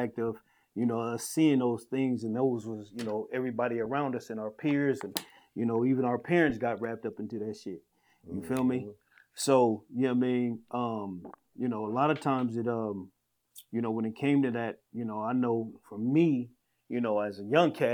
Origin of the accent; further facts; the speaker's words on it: San Bernardino, California, United States; moved away; I'm from San Bernardino, California